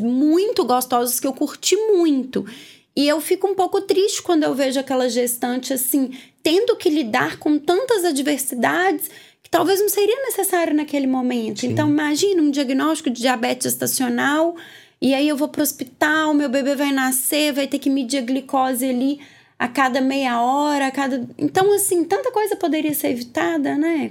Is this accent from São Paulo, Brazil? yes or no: no; Minas Gerais, Brazil; moved away; Eu sou mineira, não sou daqui, vim morar aqui